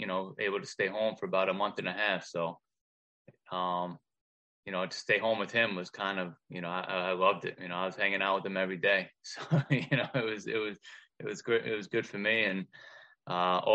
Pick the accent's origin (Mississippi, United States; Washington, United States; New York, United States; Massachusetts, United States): New York, United States; Long Island; I was born and raised on Long Island